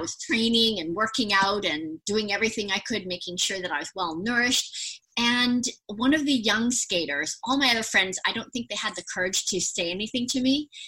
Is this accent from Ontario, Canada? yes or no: no; Vancouver, British Columbia, Canada; I actually um, was born and raised in Vancouver, British Columbia